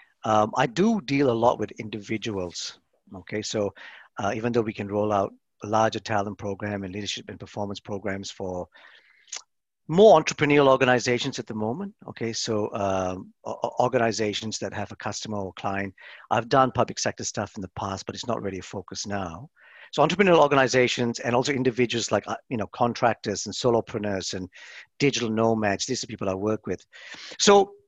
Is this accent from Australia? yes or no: yes; Melbourne, Victoria, Australia; moved away as an adult; now in Ireland; Melbourne, where I'm from